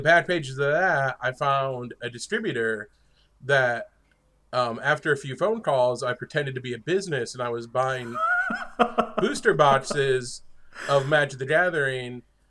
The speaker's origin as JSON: {"language": "English", "region": "northern New York", "country": "United States", "tie": "born or raised there", "said": "I grew up in a very rural area in northern New York"}